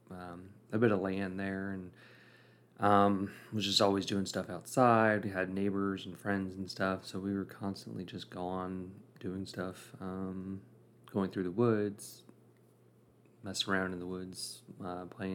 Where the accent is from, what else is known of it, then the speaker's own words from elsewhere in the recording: Rankin County, Mississippi, United States; also born or lived in Austin, Texas; I was born in Austin, Texas, and I have one sister. She's 5 years younger. She was born in Mississippi, Madison, Mississippi. I grew up in unincorporated Rankin County, Mississippi, in the middle of nowhere